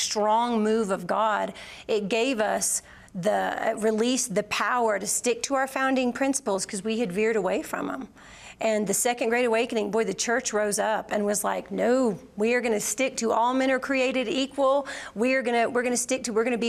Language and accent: English; Georgia, United States; We're from Georgia